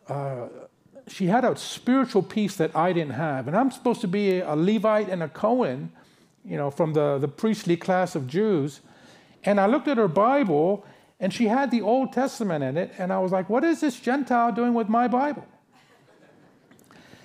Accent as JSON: {"language": "English", "town": "San Francisco", "region": "California", "country": "United States", "tie": "born or raised there", "moved": "yes", "lives_now": "Los Angeles, United States", "said": "I was born in France, grew up in San Francisco"}